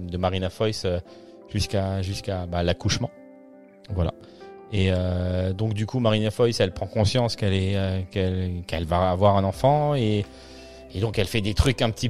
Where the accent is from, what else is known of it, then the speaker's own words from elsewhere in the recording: Liège, Wallonia, Belgium; Ah, bah, parce que moi, je viens de Liège.